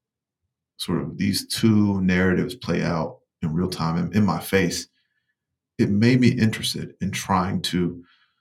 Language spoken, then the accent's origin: English; rural Eastern North Carolina, United States; moved away; I'm from Eastern North Carolina, from rural Eastern North Carolina